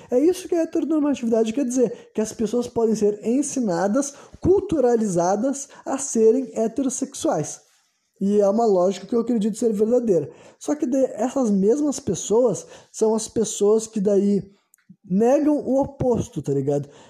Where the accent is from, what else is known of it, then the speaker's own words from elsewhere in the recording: Porto Alegre, Rio Grande do Sul, Brazil; Nasci no Brasil, né, Porto Alegre, Rio Grande do Sul, 1993, né? Foi nesse foi nesse ano que eu nasci, foi nesse país que eu me criei